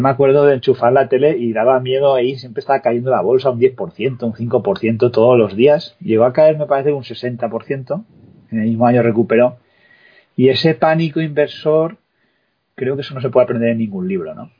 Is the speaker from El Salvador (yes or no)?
no; Spain; nosotros, que somos españoles